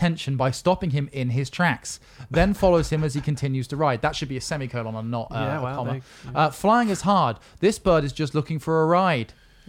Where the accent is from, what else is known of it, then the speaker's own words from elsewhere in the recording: United Kingdom; We're British.